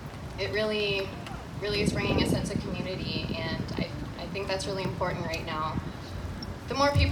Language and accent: English; Guelph, Ontario, Canada; from Cayuga Nation of the Six Nations. I grew up here in Guelph.